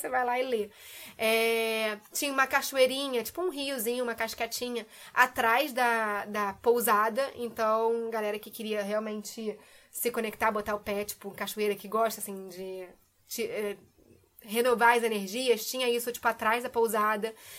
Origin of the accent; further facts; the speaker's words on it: Rio de Janeiro, Brazil; moved away as an adult; also born or lived in England; eu sou do Rio, né? É freguesia, alô, Jacarepaguá